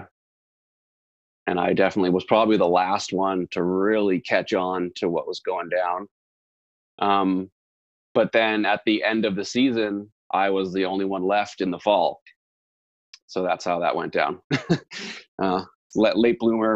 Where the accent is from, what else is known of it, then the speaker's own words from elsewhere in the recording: Toronto, Ontario, Canada; now in Nelson, Canada; I'm from Toronto